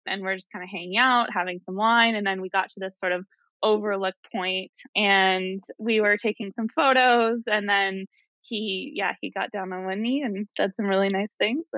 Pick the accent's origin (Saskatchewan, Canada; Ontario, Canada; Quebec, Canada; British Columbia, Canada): Ontario, Canada; Ottawa; I grew up in Ottawa, Canada. I've lived all over.